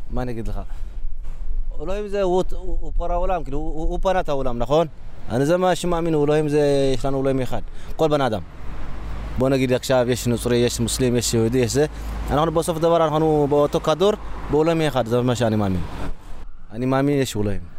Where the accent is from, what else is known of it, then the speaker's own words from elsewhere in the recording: Israel; now in Brooklyn, United States; לא, אנחנו ישראלים.